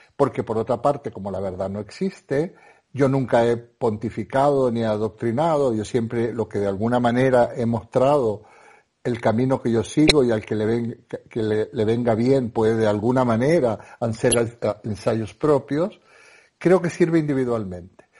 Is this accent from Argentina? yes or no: yes; Argentina; moved away as an adult; now in Spain; yo soy un argentino